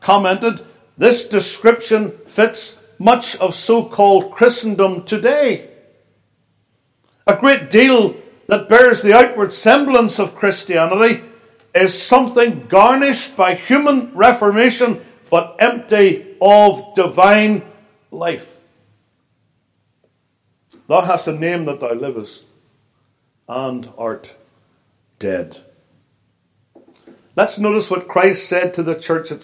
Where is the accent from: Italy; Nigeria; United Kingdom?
United Kingdom; Northern Ireland; moved away as an adult; now in United States; I come from Northern Ireland, even though I've lived in the States for 23 years.